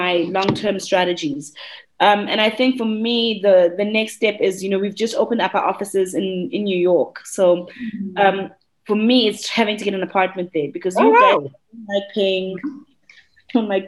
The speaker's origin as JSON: {"language": "English", "region": "KwaZulu-Natal", "country": "South Africa", "tie": "born or raised there", "said": "as a South African Black child growing up"}